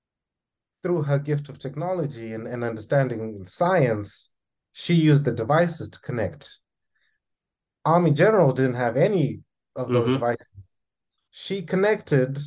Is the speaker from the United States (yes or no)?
no; Zimbabwe; I'm Zimbabwean. I come from Southern Africa, very proud of being an African born and bred individual